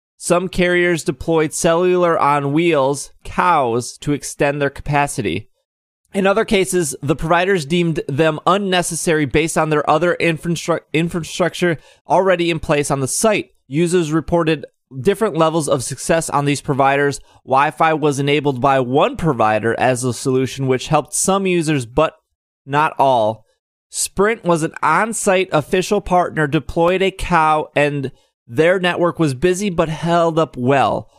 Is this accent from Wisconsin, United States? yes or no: yes; Milwaukee, Wisconsin, United States; since I'm from Milwaukee